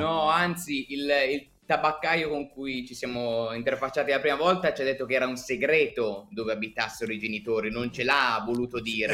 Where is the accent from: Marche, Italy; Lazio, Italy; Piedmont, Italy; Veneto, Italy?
Piedmont, Italy; Tortona; io sono cresciuto a Tortona, probabilmente saprete ah. dove, eh, in provincia di Alessandria